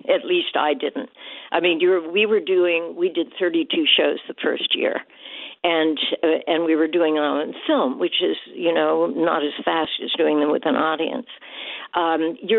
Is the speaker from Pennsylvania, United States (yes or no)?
yes; Pittsburgh, Pennsylvania, United States; moved away; I was from Pittsburgh